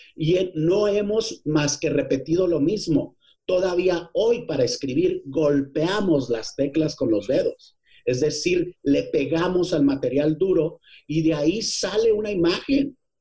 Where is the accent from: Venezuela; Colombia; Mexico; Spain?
Mexico; Ciudad Juárez, Chihuahua; moved away as an adult; also born or lived in Parral, Chihuahua; now in Mexico City, Mexico; yo nací en Parral, pero tú eres de donde te formaste y yo me formé teatrero, soy y soy y como yo soy más teatro que otra cosa, pues soy 90% juarense